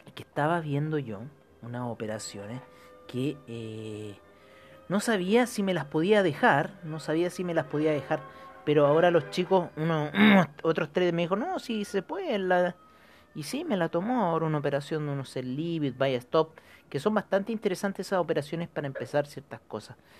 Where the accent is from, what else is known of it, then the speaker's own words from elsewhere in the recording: Chile; nosotros como chilenos